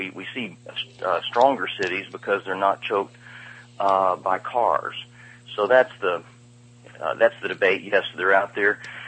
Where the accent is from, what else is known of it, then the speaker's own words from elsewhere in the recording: Austin, Texas, United States; I came from Austin, Texas, where I got to see what happens when you put the hippies in charge.